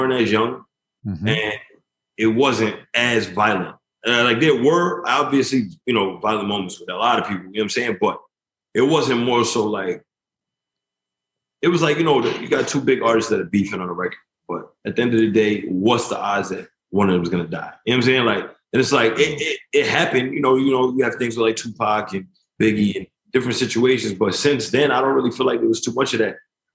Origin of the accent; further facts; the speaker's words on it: Elmont, New York, United States; now in Connecticut, United States; I was raised in Elmont, which is the first city in Long Island